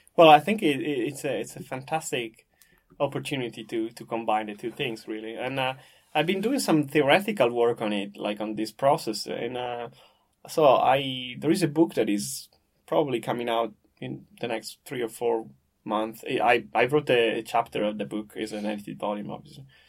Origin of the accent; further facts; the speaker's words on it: Parma, Emilia-Romagna, Italy; I'm from Parma in the north of Italy